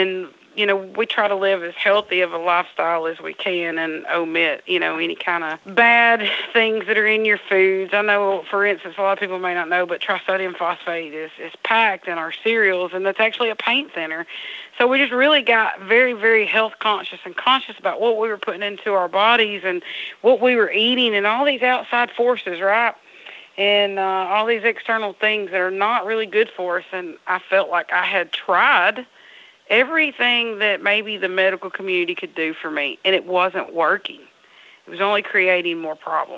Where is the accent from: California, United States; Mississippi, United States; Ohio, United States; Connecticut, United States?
Mississippi, United States; Burnsville; We're from Burnsville, Mississippi